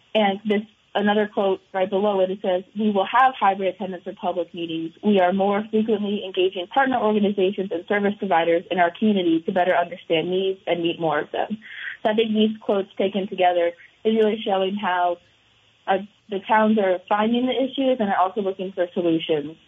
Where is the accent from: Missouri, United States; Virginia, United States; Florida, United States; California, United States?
Virginia, United States; moved away as an adult; now in Burlington, United States; I'm from Virginia